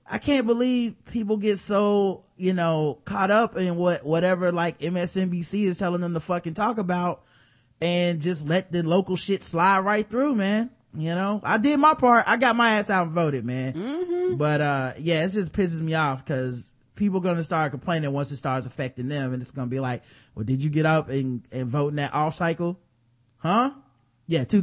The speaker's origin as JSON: {"language": "English", "town": "Dallas", "region": "Texas", "country": "United States", "said": "Me being a fan too, because I'm from Dallas, I would agree."}